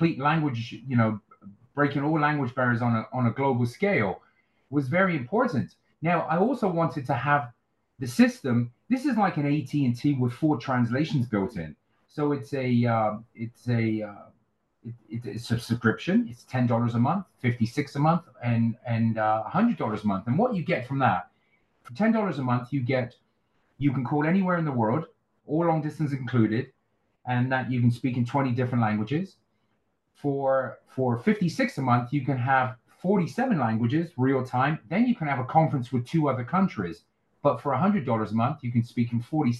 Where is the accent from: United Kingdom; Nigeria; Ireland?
United Kingdom; moved away as an adult; now in Las Vegas, United States; I'm from a place at 2.5 hours west of London, a little country village in England.